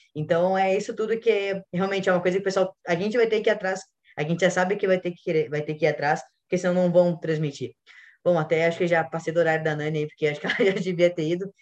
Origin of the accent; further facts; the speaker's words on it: Porto Alegre, Rio Grande do Sul, Brazil; eu sou aqui de Porto Alegre também